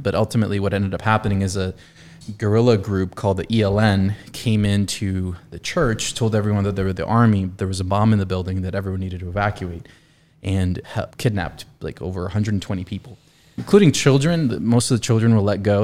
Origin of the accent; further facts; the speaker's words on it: South Florida, United States; moved away as an adult; also born or lived in Colombia; now in Indiana, United States; Being from Columbia and growing up in South Florida, middle school, high school